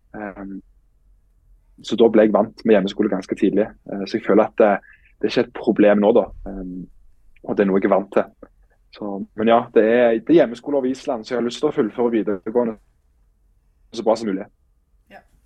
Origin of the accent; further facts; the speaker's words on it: Stavanger, Rogaland, Norway; moved away as an adult; now in Iceland; er jo født og oppvokst på Eiganes